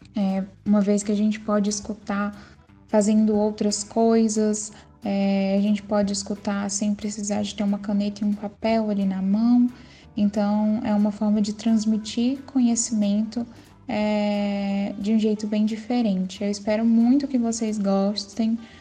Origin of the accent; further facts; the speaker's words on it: Brasília, Federal District, Brazil; sou de Brasília.